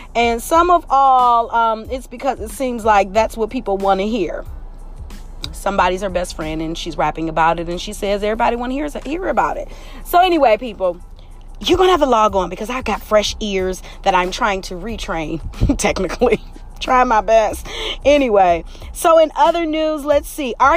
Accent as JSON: {"language": "English", "town": "Detroit", "region": "Michigan", "country": "United States", "tie": "born or raised there", "said": "We are in the city of Detroit"}